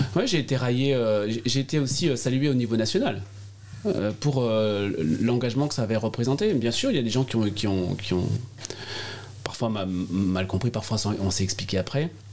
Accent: Alsace, Grand Est, France; accent: Alsatian; mon accent alsacien

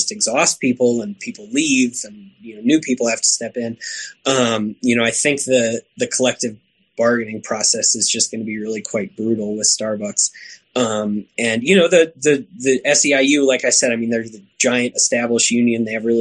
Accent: Oklahoma, United States; I grew up in Oklahoma

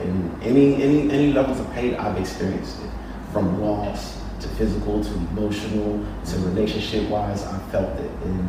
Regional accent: United Kingdom; In the UK.

